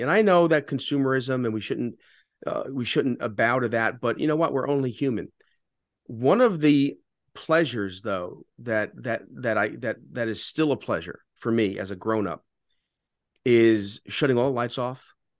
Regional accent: Fair Lawn, New Jersey, United States; also born or lived in The Bronx, New York; I grew up, you know, remember, remember, when we moved from the Bronx to Jersey, Fairlawn was predominantly Orthodox Jewish

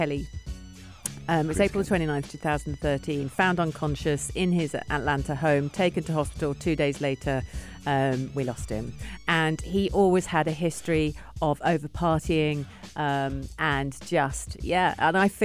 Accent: England, United Kingdom; now in United Arab Emirates; I'm English

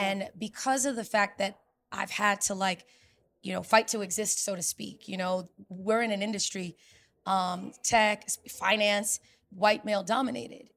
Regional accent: New York City, New York, United States; selling enterprise software in New York City, my hometown, Silicon Alley

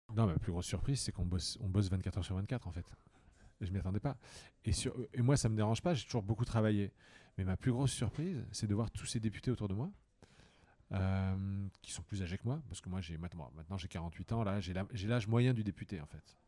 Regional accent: Toul, Grand Est, France; now in Madrid, Spain; j'ai grandi dans une petite ville de province, Toul

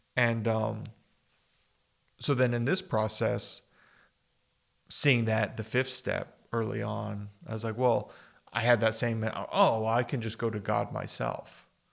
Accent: El Paso and Las Cruces, Southwest, United States; just growing up in the Southwest here, we've talked about this growing up yeah. in El Paso and Las Cruces

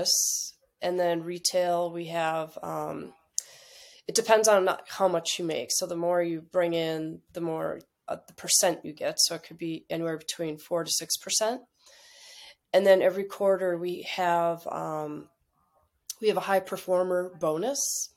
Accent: Wisconsin, United States; moved away as an adult; also born or lived in Minneapolis; I grew up in Wisconsin, small farm town, and my mom was also a hairdresser

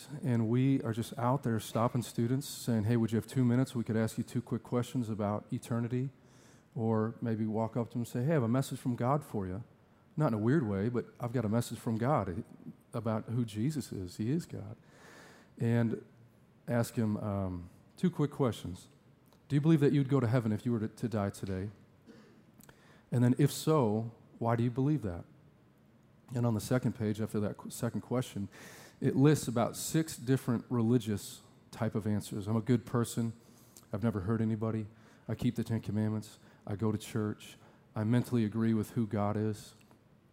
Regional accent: Sheboygan, Wisconsin, United States; moved away as an adult; also born or lived in Tucson, Arizona / Fort Collins, Colorado; I grew up here in Sheboygan and went to Southside Alliance

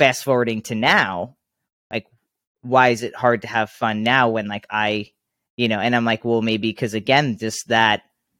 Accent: New York, United States; I grew up on Long Island, so it's much different.

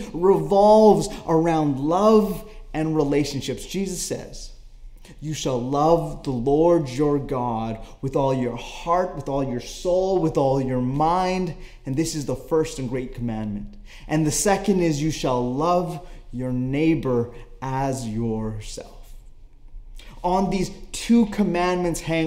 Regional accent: Canada; I am Canadian

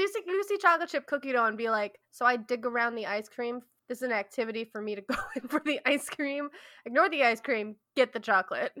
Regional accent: Midwest, United States; I am from the Midwest

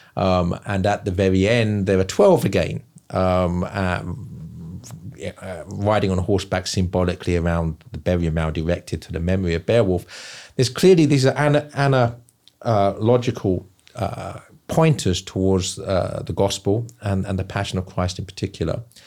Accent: England, United Kingdom; now in South Carolina, United States; I'm from England, end up living in South Carolina.

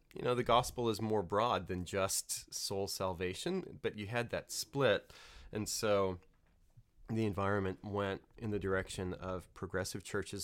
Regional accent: New Orleans, Louisiana, United States; moved away; I grew up in Louisiana, New Orleans

